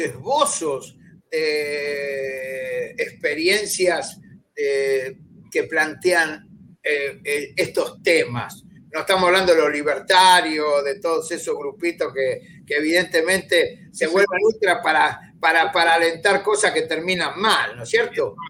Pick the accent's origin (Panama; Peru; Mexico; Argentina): Argentina